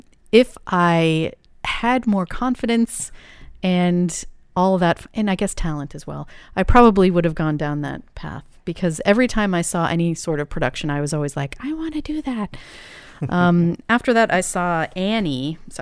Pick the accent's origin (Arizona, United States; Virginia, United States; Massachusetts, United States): Massachusetts, United States; I grew up outside of Boston, so it was very easy for us to go into the city.